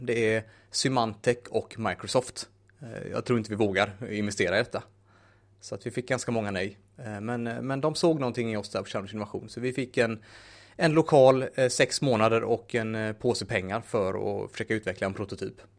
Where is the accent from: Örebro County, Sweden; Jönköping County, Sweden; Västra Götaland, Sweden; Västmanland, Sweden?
Västra Götaland, Sweden; Munkedal; now in Gothenburg, Sweden; född och uppvuxen i Munkedal